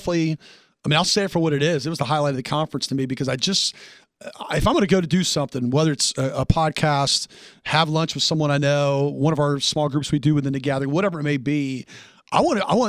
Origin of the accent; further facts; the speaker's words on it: Tennessee, United States; I'm from Tennessee.